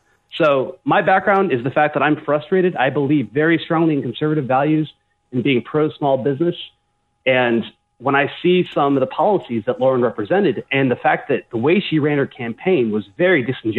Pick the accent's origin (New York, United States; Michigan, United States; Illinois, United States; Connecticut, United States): Illinois, United States; Warrenville; I grew up in Warrenville, Illinois.